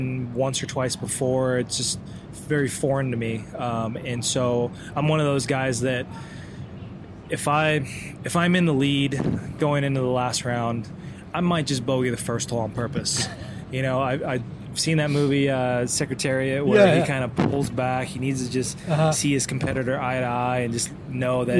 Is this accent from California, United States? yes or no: yes; California, United States; in LA, in my home state